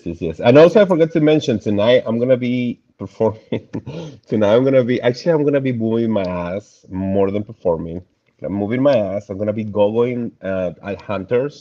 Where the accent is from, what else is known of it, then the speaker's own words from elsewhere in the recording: Mendoza, Argentina; now in Florida, United States; I was born in Argentina, Mendoza, exactly, Mendoza, Argentina.